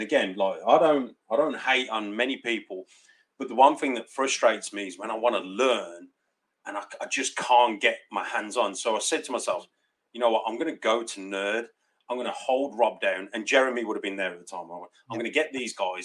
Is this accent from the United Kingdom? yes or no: yes; United Kingdom; I am from the UK.